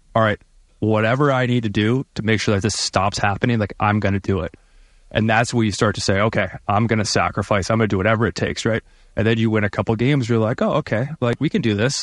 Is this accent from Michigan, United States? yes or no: yes; Michigan, United States; now in Vancouver, Canada; I'm from Michigan